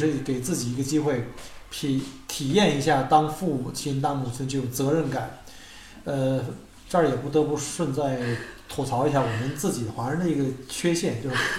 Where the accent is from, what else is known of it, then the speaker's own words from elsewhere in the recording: China; now in Australia; 那没上过，那你我们从中国来怎么办？